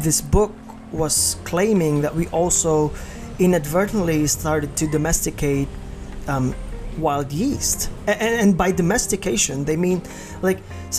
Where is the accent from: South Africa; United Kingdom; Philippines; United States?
Philippines; Iloilo City, Western Visayas; I'm Ilonggo, that my hometown is in Iloilo